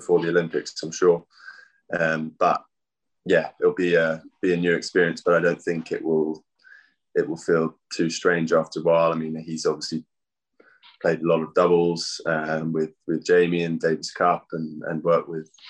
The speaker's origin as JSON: {"language": "English", "region": "London", "country": "United Kingdom", "tie": "born or raised there", "said": "I grew up in Putney, just down the road from Wimbledon"}